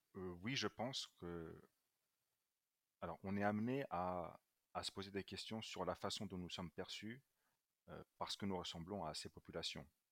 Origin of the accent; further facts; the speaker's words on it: Luxembourg; moved away; also born or lived in Brussels, Belgium / France; je suis né à Bruxelles euh, d'un père italien et d'une mère éthiopienne, euh, mais j'ai fait toute ma scolarité euh, en français et particulièrement dans un lycée français. j'ai vécu principalement au Luxembourg